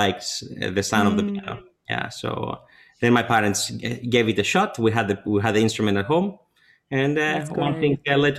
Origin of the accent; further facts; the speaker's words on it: Athens, Attica, Greece; moved away as an adult; also born or lived in New York City, United States; now in Tianjin, China; I grew up in Athens, Greece